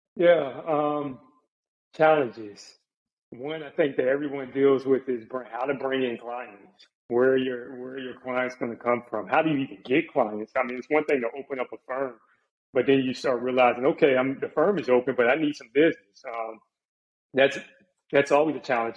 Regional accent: Charlotte, North Carolina, United States; also born or lived in Jacksonville, Florida / Virginia; I grew up in the Charlotte area

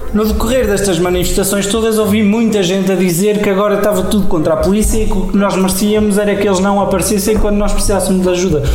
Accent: Portugal; como bons portugueses que somos

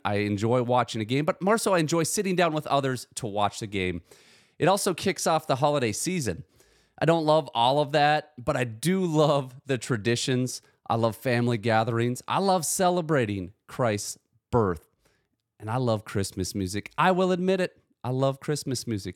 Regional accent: United States; I was born in the United States of America to two loving parents

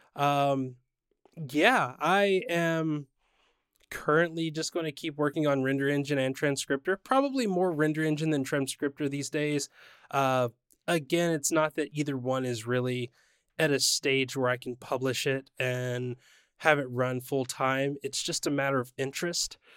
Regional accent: San Diego, California, United States; my hometown of San Diego

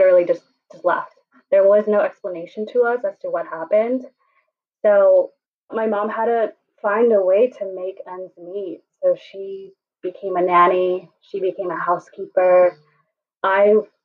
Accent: New York City, New York, United States; I grew up here in New York City

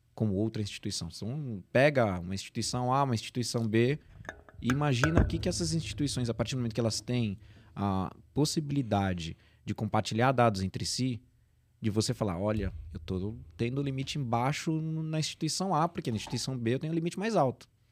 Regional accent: São Paulo, Brazil; nasci aqui em São Paulo mesmo

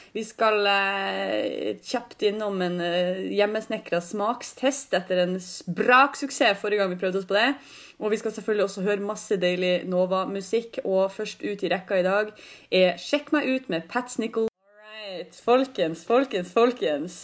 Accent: Northern Norway, Norway; jeg er fra Nord-Norge

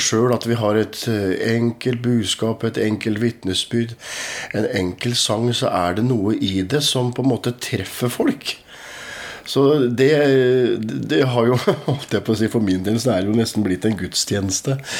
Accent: Askim, Østfold, Norway; also born or lived in Moss region; vi vokste opp i, i, i Philadelphia, Askim

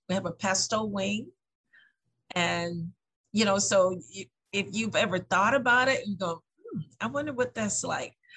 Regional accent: the South, United States; now in Lansing, United States; I'm from the South

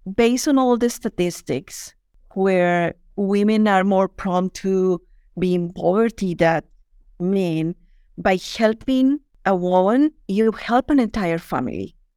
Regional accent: Colombia; English is a second language; moved away as an adult; also born or lived in London; now in Canada; I'm from Colombia

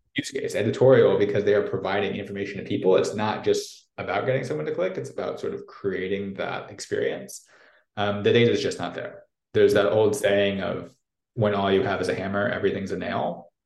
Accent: St. Louis, Missouri, United States; accent: American; moved away as an adult; also born or lived in New York / Moscow, Russia; now in Brussels, Belgium; from a place called St. Louis in the US. Um, for those of you sort of maybe more European based, that's in the middle of the country, in the Midwest, south of Chicago. Um, and, and grew up there

